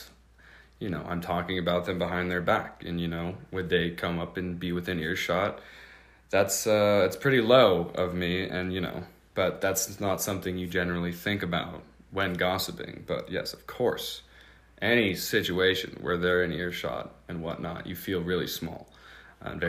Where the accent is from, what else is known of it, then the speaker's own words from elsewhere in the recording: Seattle, Washington, United States; moved away as an adult; now in Montana, United States; I'm from Seattle, Washington, right near where Quinn's from, too